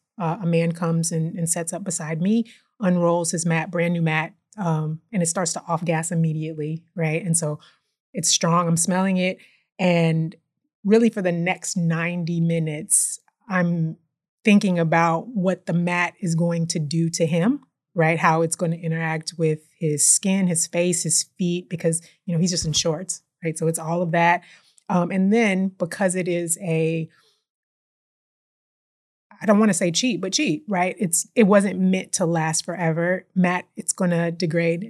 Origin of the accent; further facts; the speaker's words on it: Houston, Texas, United States; also born or lived in New Orleans, Louisiana; Moved here when I was about 2 and been here my whole life